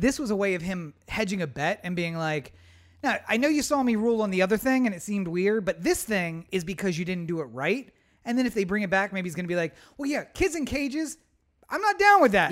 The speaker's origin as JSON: {"language": "English", "region": "East Coast", "country": "United States", "moved": "yes", "said": "we're from the East Coast"}